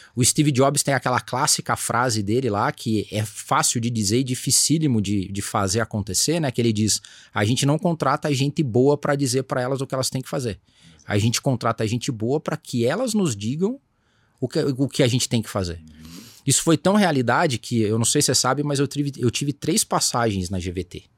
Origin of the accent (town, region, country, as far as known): Brazil; born or raised there